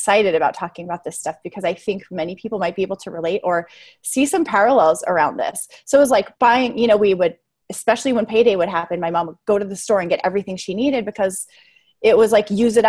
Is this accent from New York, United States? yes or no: no; Las Vegas, Nevada, United States; I grew up in Las Vegas, and perfect place to grow up with a compulsive gambler as a dad, not